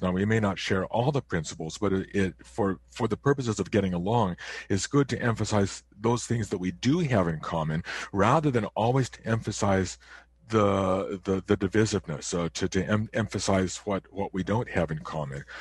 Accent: near Chicago, Illinois, United States; now in Canada; I was born in the United States, not too far from Chicago

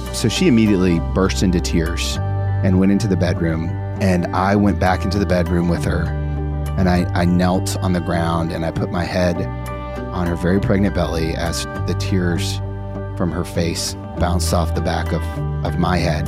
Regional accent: Dayton, Ohio, United States; We grew up in the Catholic Church in Dayton, Ohio

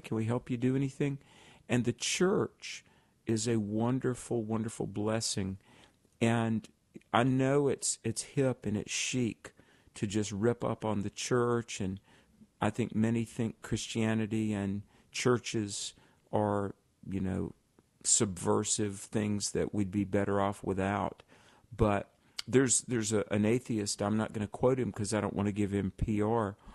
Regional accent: the South, United States; I grew up in the South

